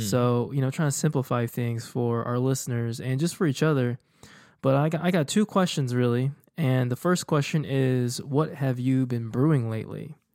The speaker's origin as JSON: {"language": "English", "town": "Houston", "region": "Texas", "country": "United States", "tie": "born or raised there", "also_born_or_lived": "Dallas", "moved": "as an adult", "said": "I was leaving my hometown for for college, like, undergrad, and then after that, I went to grad school. So, I haven't really been in Houston for, you know, going on, um, you know, like, over nine, almost ten years now"}